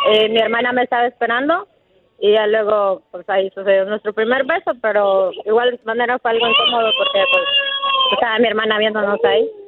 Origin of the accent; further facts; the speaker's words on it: Honduras; Somos hondureños.